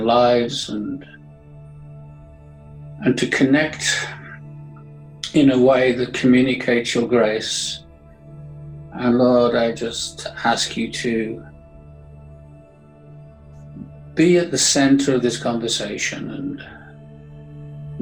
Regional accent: Birmingham, West Midlands, United Kingdom; I was born in 1947 in Birmingham.

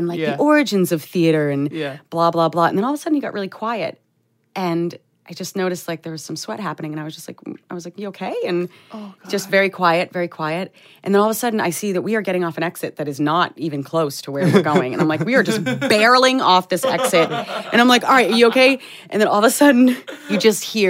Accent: New England, United States; I'm from New England where there's like random gas stations all over the place

